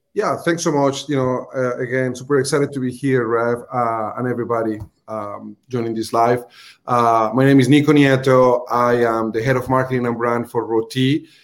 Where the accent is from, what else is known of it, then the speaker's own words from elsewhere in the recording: Colombia; accent: Colombian; English is a second language; moved away; my Colombian accent